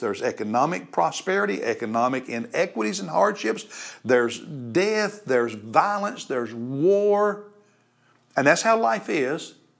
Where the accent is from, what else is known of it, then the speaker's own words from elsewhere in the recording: United States; we as American Christians